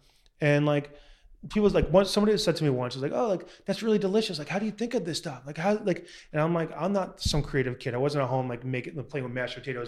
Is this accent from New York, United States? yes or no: yes; Long Island, New York, United States; moved away as an adult; now in Southern California, United States; growing up in Long Island, shit town